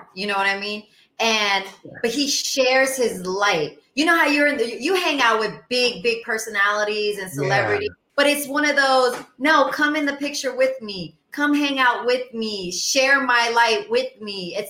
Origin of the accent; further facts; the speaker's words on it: New Orleans, Louisiana, United States; I was from New Orleans